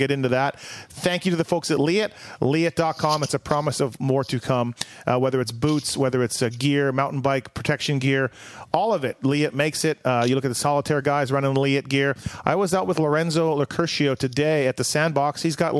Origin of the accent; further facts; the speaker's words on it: Canada; So I was up from Canada, obviously.